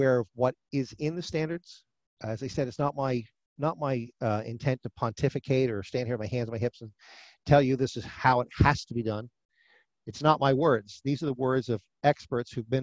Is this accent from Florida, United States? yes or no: no; New Jersey, United States; My home state is New Jersey